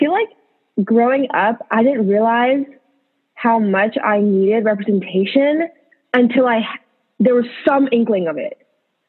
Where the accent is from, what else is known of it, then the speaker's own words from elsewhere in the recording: United States; as Asian American women being brought up in America.